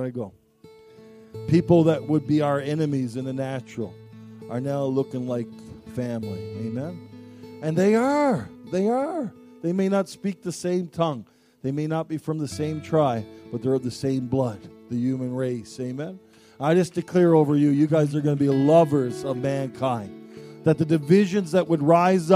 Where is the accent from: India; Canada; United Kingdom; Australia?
Canada; I am Canadian. I love being Canadian. I love my nation